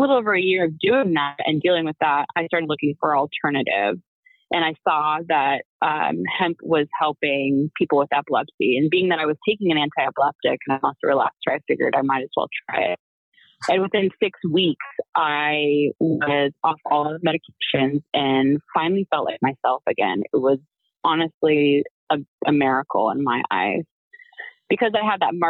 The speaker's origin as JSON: {"language": "English", "region": "Pacific Northwest", "country": "United States", "moved": "yes", "said": "I'm from the Pacific Northwest originally."}